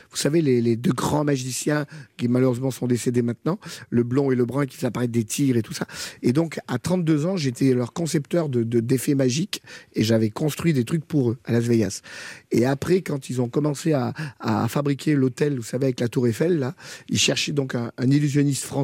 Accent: France; Et, puis finalement, je suis jamais allé travailler là-bas parce que je suis français.

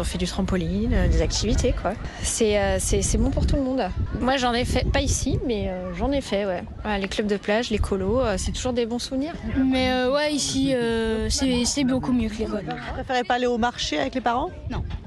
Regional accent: Lyon, Auvergne-Rhône-Alpes, France; Nous sommes lyonnais

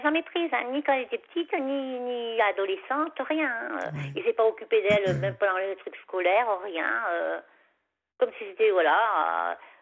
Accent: Savoie, Auvergne-Rhône-Alpes, France; moved away; chez moi en Savoie, parce que moi en Savoie, quand, quand j'habite en Savoie, j'avais un petit chemin comme ça, puis il y, avait, il y avait mon chalet, quoi. Enfin, le chalet de mes parents

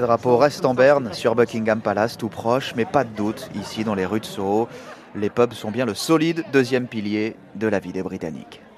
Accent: France; now in London, United Kingdom; chez nous en France

